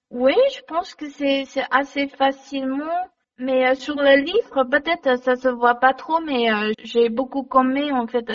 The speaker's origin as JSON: {"language": "French", "country": "China", "tie": "born or raised there", "also_born_or_lived": "Montpellier, France", "second_language": "French", "moved": "as an adult", "lives_now": "France", "said": "j'ai grandi euh, en Chine, j'ai fait mes études en Chine"}